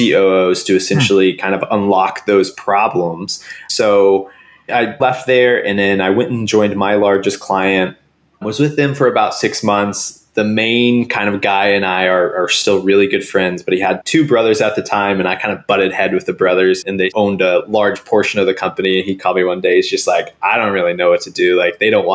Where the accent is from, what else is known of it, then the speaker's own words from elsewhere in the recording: Springfield, Missouri, United States; I grew up in Springfield, Missouri